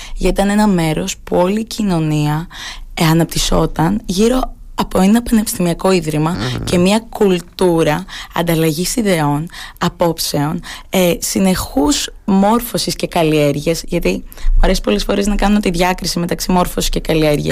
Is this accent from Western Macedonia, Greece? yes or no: no; Phaistos, Crete, Greece; also born or lived in Oxford, United Kingdom; στον τόπο μου